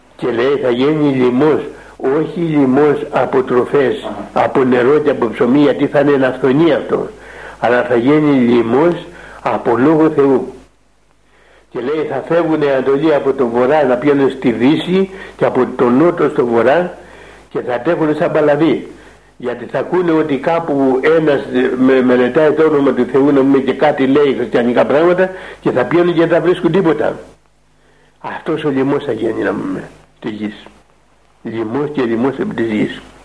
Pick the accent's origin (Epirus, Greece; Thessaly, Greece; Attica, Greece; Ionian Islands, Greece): Ionian Islands, Greece; Kefalonia; now in Mount Athos, Greece; πήγα σε ένα μοναστεράκι που έχουμε εκεί ε, κοντά στο χωριό μου